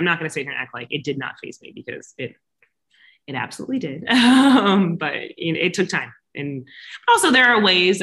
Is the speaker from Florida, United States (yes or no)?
yes; Florida, United States; now in Los Angeles, United States; I'm from Florida, born and raised there